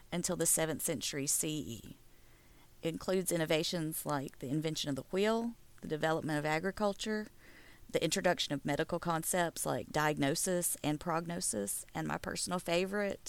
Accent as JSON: {"language": "English", "region": "the South", "country": "United States", "accent": "southern", "said": "my southern accent"}